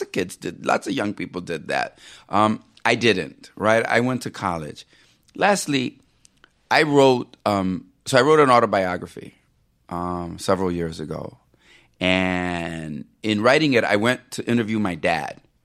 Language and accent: English; Chicago, Illinois, United States; moved away; also born or lived in Puerto Rico; a Puerto Rican kid growing up in Chicago